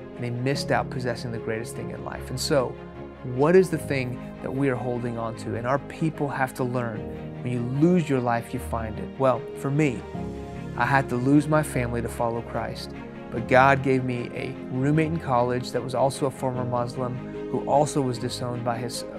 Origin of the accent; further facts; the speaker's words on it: Houston, Texas, United States; first language Farsi; English is a second language; also born or lived in Iran; I was born in Houston. When I was 2 years old, my family moved to Iran, where my parents are from. When I was 6 years old, the Islamic Revolution of the late 70s hit that country. We moved back to Houston.